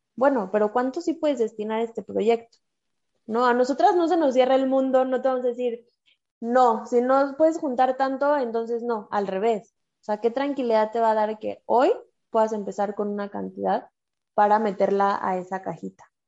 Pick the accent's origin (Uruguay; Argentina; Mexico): Mexico; Somos mujeres mexicanas